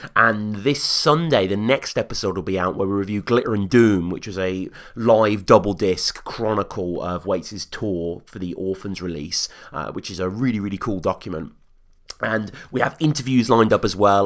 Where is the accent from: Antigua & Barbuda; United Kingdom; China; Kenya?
United Kingdom; as a Brit over here